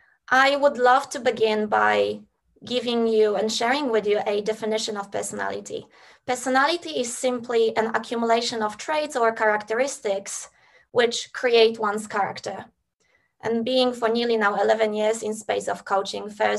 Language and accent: English; Poland; now in Australia; I was born in Poland and I had support and resources to relocate to Australia